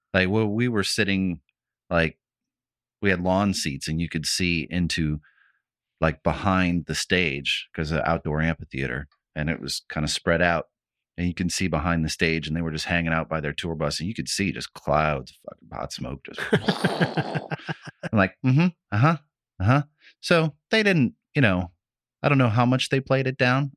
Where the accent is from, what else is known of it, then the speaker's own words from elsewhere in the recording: Midwest, United States; When I was a kid, like, growing up in the Midwest